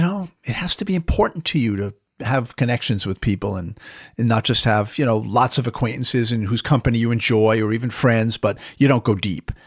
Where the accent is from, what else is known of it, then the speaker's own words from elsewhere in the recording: New York, United States; I'm a New Yorker